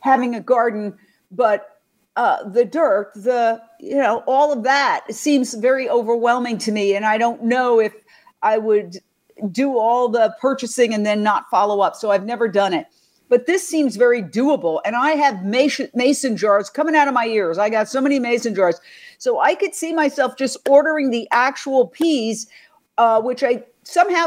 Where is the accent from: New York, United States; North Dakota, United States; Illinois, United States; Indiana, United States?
New York, United States; New York City; I grew up in Midtown Manhattan